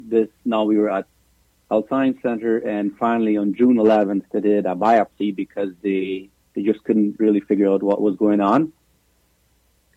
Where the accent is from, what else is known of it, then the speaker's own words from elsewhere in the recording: Paraguay; moved away as an adult; now in Canada; We're both from Paraguay.